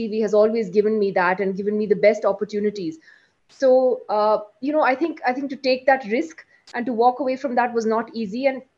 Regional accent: London, United Kingdom; also born or lived in Delhi / Kashmir / New York; now in India; So I'm from Kashmir. I was born in Delhi though. I spent my childhood basically in England and in the US, in London and New York, which is where I grew up. And we moved back to India

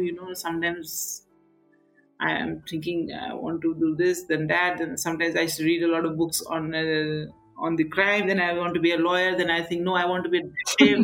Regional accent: Darjeeling, West Bengal, India; moved away; growing up in Darjeeling

